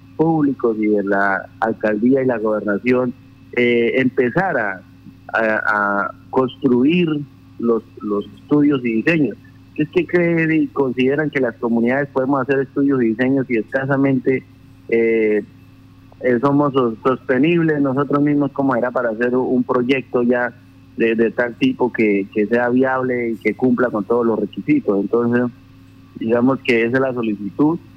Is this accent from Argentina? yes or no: no; Colombia; sabiendo que somos colombianos